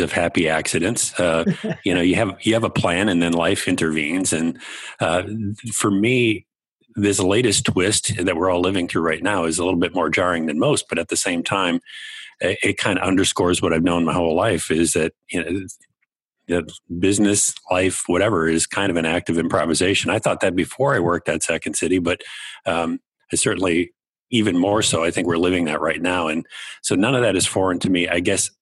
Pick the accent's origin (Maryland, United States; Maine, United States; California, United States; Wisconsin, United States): Wisconsin, United States; Kenosha; moved away; I'm from Kenosha, Wisconsin. My dad was an electrician. My mom was a nurse, retired. They're still both living in the house that I grew up